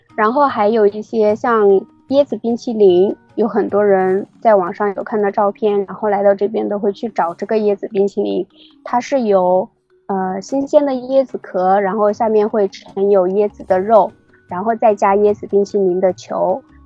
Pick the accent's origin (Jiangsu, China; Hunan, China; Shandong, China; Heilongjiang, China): Hunan, China; moved away as an adult; now in Bangkok, Thailand; 我是来自湖南的